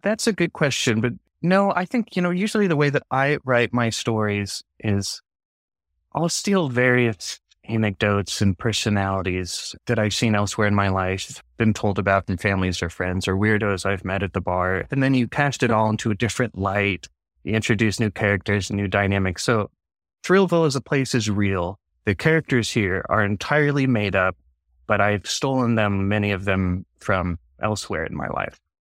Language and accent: English; Portland, Oregon, United States; We grew up in Portland